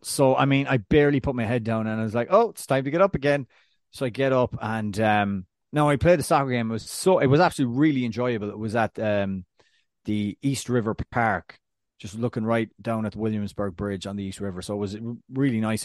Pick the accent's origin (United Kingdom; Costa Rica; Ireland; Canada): Ireland; as an Irishman